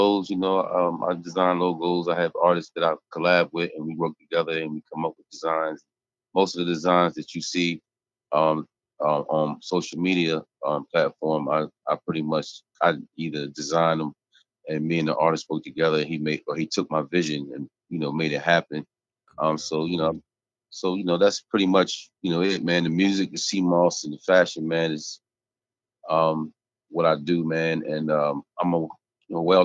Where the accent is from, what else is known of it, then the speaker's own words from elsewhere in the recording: Seaford, Delaware, United States; now in Richmond, United States; I was born and raised in Seaford, Delaware